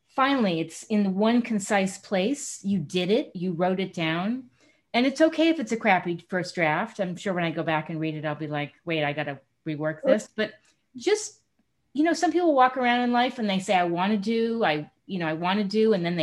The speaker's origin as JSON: {"language": "English", "region": "New York", "country": "United States", "tie": "born or raised there", "said": "my childhood growing up in New York"}